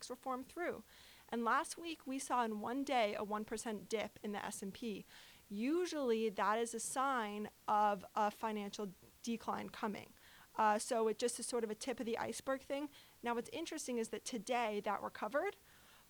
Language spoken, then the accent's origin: English; New York, United States; I'm from New York